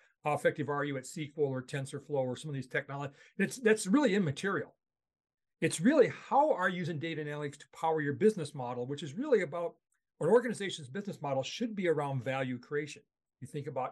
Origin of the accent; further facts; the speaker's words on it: Charles City, Iowa, United States; moved away as an adult; also born or lived in Palo Alto, California; I grew up in Charles City, Iowa. So I'm a native Iowan